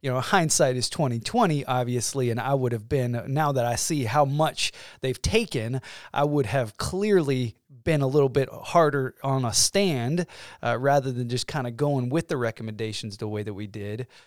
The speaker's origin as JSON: {"language": "English", "region": "Georgia", "country": "United States", "moved": "yes", "lives_now": "Illinois, United States", "said": "So now I'm from Georgia"}